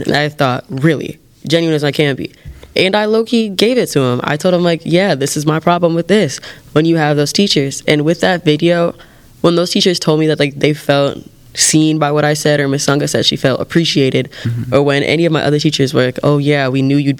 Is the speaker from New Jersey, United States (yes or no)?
no; Evanston, Illinois, United States; We're all from Evanston. We all grew up here.